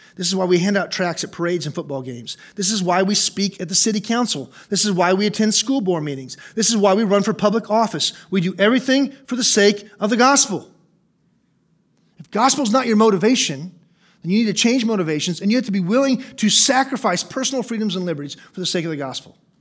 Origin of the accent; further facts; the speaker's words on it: United States; I'm an American.